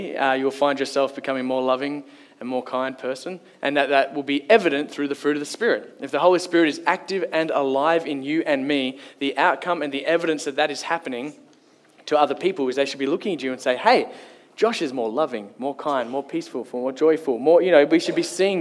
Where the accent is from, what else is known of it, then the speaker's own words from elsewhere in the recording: Kalgoorlie, Western Australia, Australia; moved away; Growing up, I grew up in Kalgoorlie